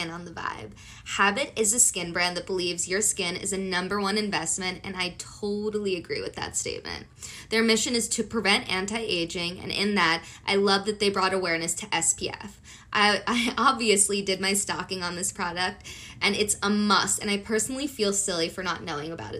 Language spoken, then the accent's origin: English; Colombia; I'm from Colombia